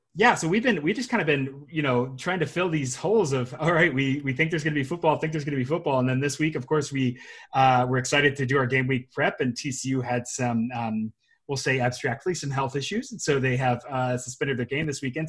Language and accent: English; Memphis, Tennessee, United States; I'm from Memphis